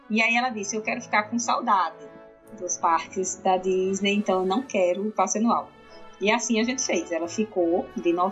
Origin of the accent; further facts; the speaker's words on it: Natal, Rio Grande do Norte, Brazil; eu sou de Natal